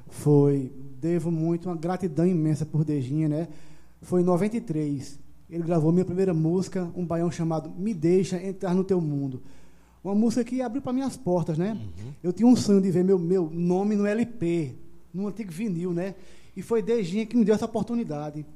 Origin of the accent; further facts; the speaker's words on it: Monteiro, Paraíba, Brazil; also born or lived in João Pessoa; Nasci aqui em Monteiro e, e, aqui no Alto da Bela Vista. A gente foi criado aqui.